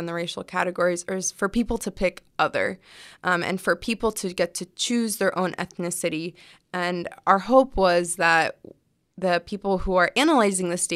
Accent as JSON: {"language": "English", "region": "California", "country": "United States", "tie": "born or raised there", "said": "my parents are Palestinian immigrants, but I was born here."}